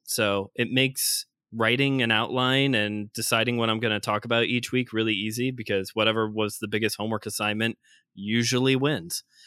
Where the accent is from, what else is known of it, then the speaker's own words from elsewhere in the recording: Northwest Indiana, United States; I'm from Northwest Indiana, born and raised here, also known as Chicagoland, also known as the region.